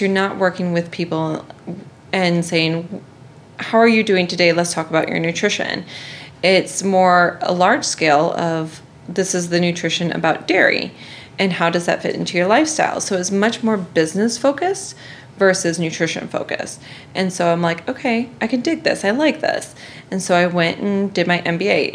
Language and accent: English; Iowa, United States; moved away as an adult; also born or lived in South Carolina / Chicago; even though I'm from Iowa.